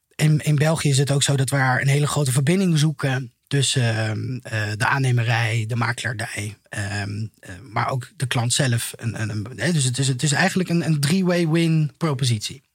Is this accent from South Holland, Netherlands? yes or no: no; Vlijmen, North Brabant, Netherlands; moved away as an adult; also born or lived in Utrecht / Almere / Zeist; now in The Hague, Netherlands; in Brabant. Een beetje, een beetje hetzelfde nest als waar jij vandaan komt. Iets hoger gelegen. Ik kom uit Vlijmen, vlakbij een bos.